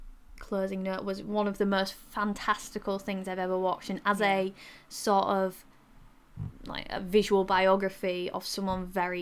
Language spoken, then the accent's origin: English; Yorkshire and the Humber, United Kingdom; accent: Yorkshire; my Yorkshire accent.